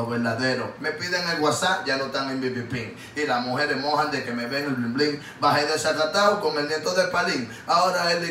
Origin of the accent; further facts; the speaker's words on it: Paraguay; Yo no Yo soy paraguayo, te lo van a dar conmigo los dos.